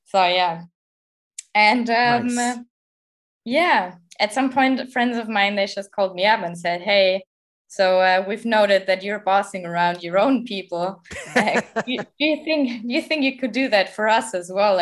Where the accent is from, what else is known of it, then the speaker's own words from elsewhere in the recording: Southern Germany, Germany; now in Berlin, Germany; I'm originally from Southern Germany, and there was really nothing around except for one venue